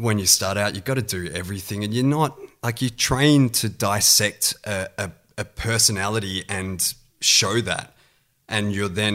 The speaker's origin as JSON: {"language": "English", "town": "Perth", "region": "Western Australia", "country": "Australia", "tie": "born or raised there", "moved": "as an adult", "lives_now": "Sydney, Australia", "said": "I grew up in Perth and got into acting at high school"}